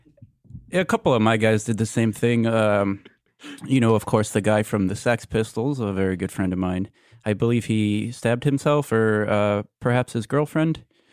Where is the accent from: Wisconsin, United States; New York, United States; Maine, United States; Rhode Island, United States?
New York, United States; New York City; Well, you know, I grew up in the Upper East Side. I was born in the 50s.